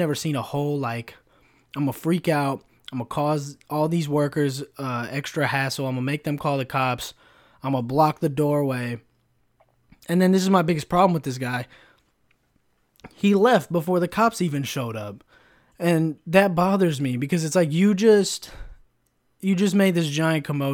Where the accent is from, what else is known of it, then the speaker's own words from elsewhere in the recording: Sacramento, California, United States; first language English; I grew up in Sac